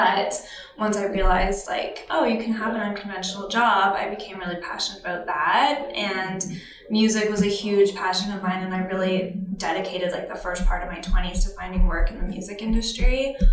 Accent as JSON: {"language": "English", "region": "Alberta", "country": "Canada", "tie": "born or raised there", "lives_now": "Toronto, Canada", "said": "Small town Alberta."}